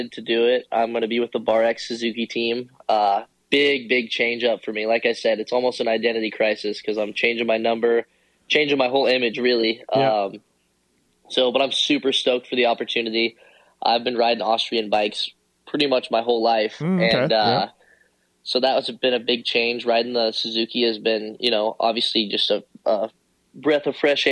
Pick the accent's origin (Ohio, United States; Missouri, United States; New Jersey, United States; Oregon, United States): Oregon, United States; Eugene; I grew up in Oregon, near Eugene